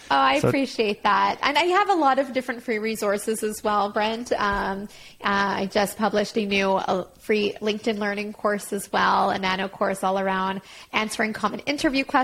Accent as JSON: {"language": "English", "town": "Montreal", "region": "Quebec", "country": "Canada", "said": "I'm from Montreal."}